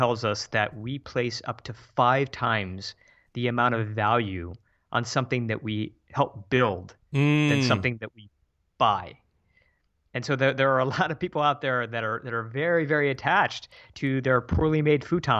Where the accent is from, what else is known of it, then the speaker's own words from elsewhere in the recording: Midwest, United States; we're both from the Midwest originally, and we just set up this new life for ourselves.